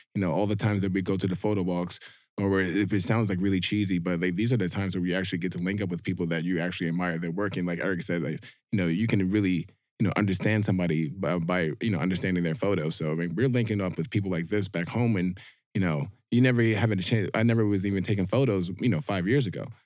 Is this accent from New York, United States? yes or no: yes; New York, United States; being a black dude who's an electrician, born and raised in New York